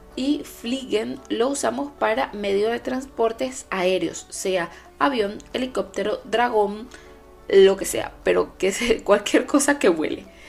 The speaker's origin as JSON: {"language": "Spanish", "country": "Venezuela", "moved": "yes", "lives_now": "Germany", "said": "Mi Venezuela, mi país de origen"}